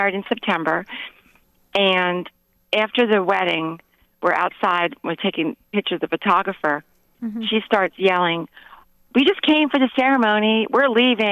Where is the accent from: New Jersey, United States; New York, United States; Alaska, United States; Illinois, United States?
New York, United States; moved away as an adult; now in Huntsville, Alabama, United States; I'm originally from New York